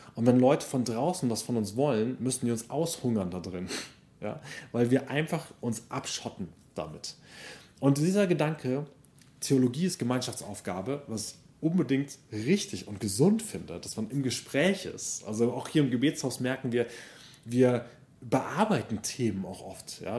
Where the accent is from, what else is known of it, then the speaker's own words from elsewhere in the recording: Germany; ich bin, genau, in Deutschland aufgewachsen, deutsche Familie